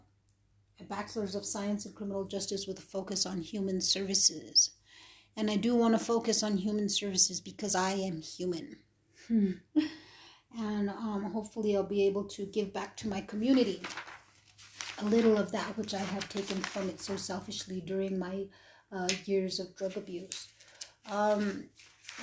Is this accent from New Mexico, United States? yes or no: yes; New Mexico, United States; I was born and raised in New Mexico